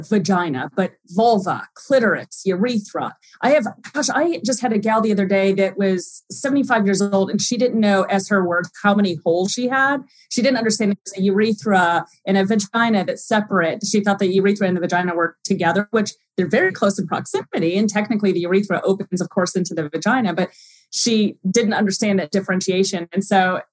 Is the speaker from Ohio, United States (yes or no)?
yes; Oberlin, Ohio, United States; I actually grew up in Cleveland, well, Oberlin, 30 miles west of Cleveland